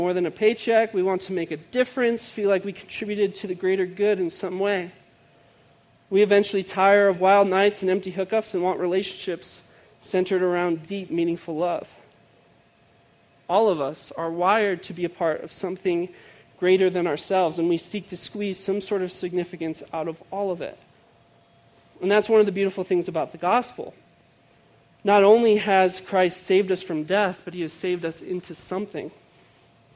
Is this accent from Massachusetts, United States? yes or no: no; outside of Chicago, Illinois, United States; I grew up outside of Chicago